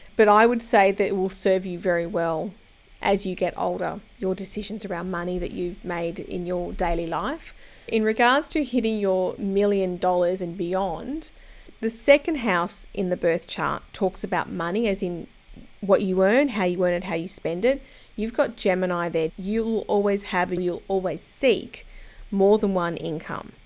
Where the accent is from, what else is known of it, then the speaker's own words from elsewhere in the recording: Australia; I'm an Aussie